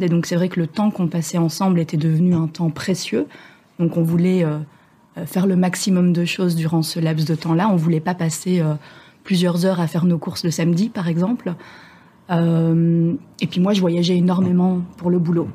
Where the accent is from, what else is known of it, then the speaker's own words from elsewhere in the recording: Belgium; moved away as an adult; now in France; je viens de Belgique, mais j'habite euh, à bord de mon voilier depuis quelques mois en France